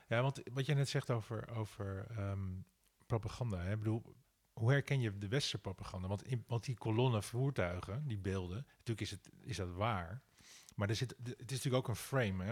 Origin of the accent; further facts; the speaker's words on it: Amsterdam, North Holland, Netherlands; mijn geboortedorp Nieuwendam.